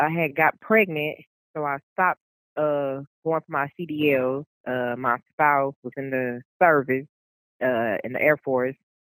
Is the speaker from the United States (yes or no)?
yes; Dallas, Texas, United States; I'm from Dallas.